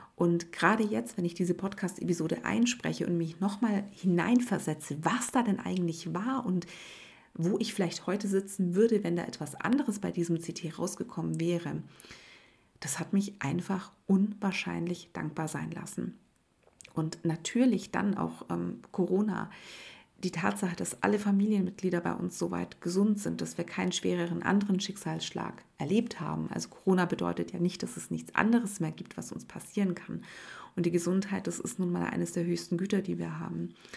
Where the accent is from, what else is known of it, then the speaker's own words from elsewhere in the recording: Swabia, Germany; bei uns in Schwaben